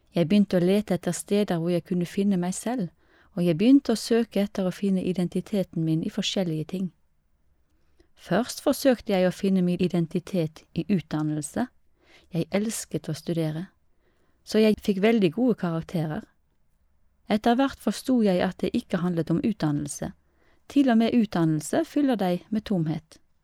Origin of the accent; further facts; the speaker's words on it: Lebanon; jeg er libaneser og kristen.